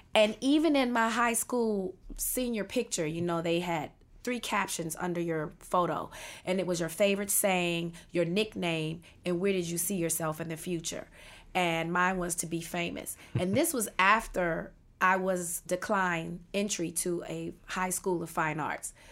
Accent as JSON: {"language": "English", "town": "Washington", "region": "District of Columbia", "country": "United States", "tie": "born or raised there", "said": "I was born and raised in Washington, D C"}